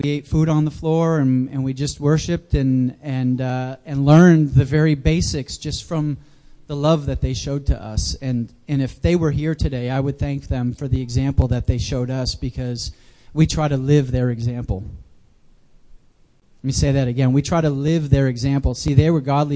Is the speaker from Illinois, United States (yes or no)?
no; New Hampshire, United States; moved away as an adult; also born or lived in Jacksonville, Florida; I grew up in the Granite State